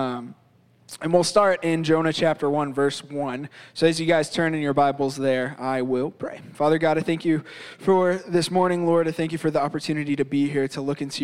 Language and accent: English; Florida, United States; now in Virginia, United States; I grew up in Florida, so I'm somewhat of an avid fisherman